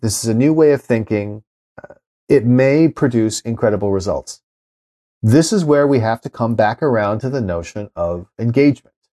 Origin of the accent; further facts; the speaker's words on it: Los Angeles, California, United States; I grew up in L